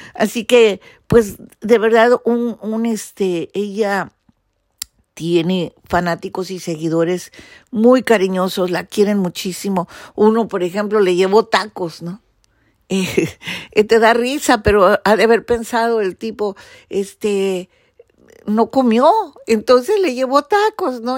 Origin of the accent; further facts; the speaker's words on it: Mexico City, Mexico; en el Distrito Federal somos más patrióticos de Hueso Colorado